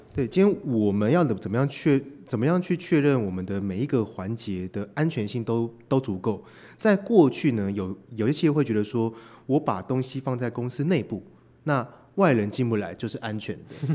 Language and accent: Chinese; Taiwan; 我们是来自台湾的